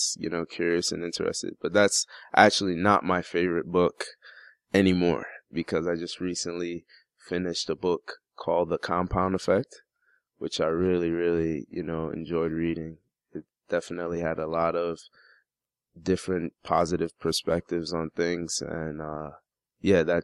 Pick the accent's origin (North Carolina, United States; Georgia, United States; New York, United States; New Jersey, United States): New York, United States; moved away as an adult; also born or lived in Baltimore, Maryland; now in Arizona, United States; he's from New York, like me